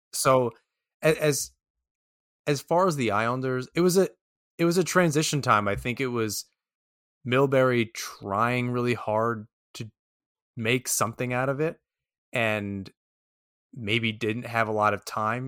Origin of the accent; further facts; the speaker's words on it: New York, United States; as a New Yorker